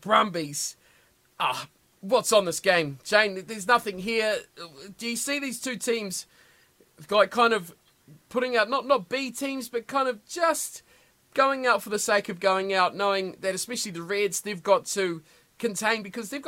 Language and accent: English; the South Island of New Zealand, New Zealand; I'm from the South, always have been the South of the South